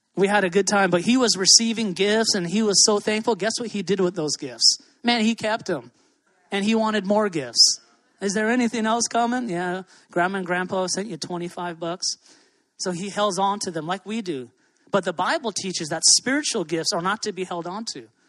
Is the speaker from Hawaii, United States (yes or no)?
yes; Hawaii, United States; moved away; I love living here. I'm from Hawaii, I'm a local boy